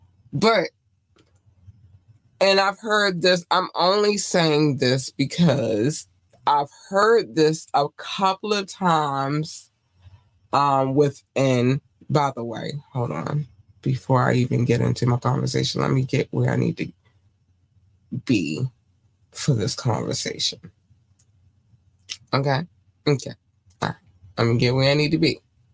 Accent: North Carolina, United States; born there; Baby, I was born in North Carolina. It's a lot more to that story, but I'm not going to get into it tonight. But yeah, I was born in North Carolina.

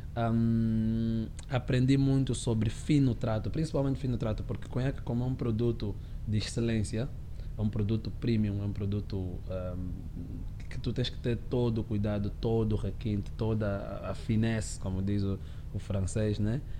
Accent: Luanda, Luanda Province, Angola; eu cresci, eu nasci em Luanda, cresci, sou, sou, sou irmão de seis, né? somos sete no total, e cresci nos combatentes

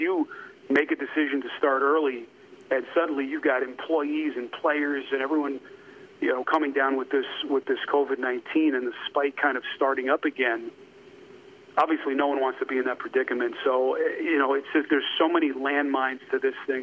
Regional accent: New York, United States; moved away; I grew up in New York

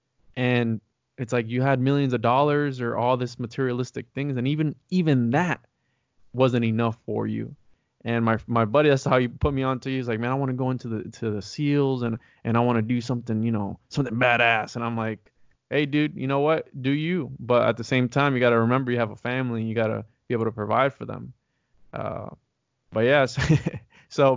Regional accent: Florida, United States; I'm a Florida guy

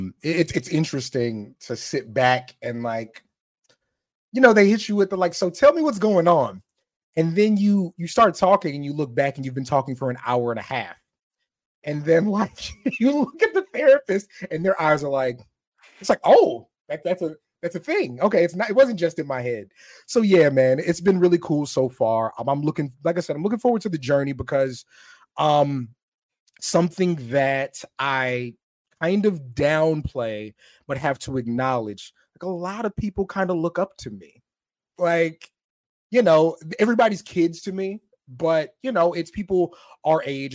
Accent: Camp Springs, Maryland, United States; I'm from Camp Springs, Maryland, is where I'm from.

